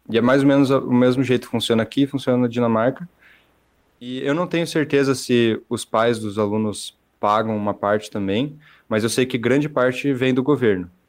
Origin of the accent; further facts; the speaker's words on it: Curitiba, Paraná, Brazil; moved away as an adult; mas eu vim de Curitiba, então, de certa forma, não é tão complicado.